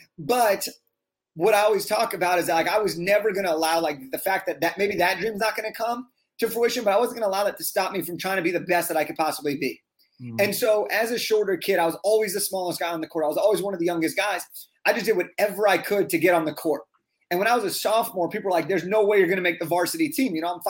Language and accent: English; Santa Clarita, California, United States; also born or lived in Santa Monica; I grew up in a town called Santa Clarita, which is by Magic Mountain, Six Flags.